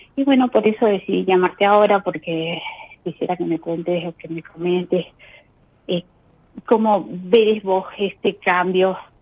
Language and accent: Spanish; Formosa, Argentina; moved away as an adult; now in Santa Cruz, Argentina; yo soy de Formosa, pero hace casi un año que vine a Santa Cruz, a la provincia de Santa Cruz